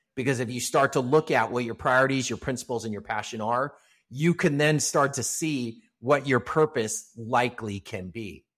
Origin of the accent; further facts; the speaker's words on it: Los Angeles, California, United States; I grew up here in Southern California. I'm still a, a, a Los Angeles native, live in a suburb of Los Angeles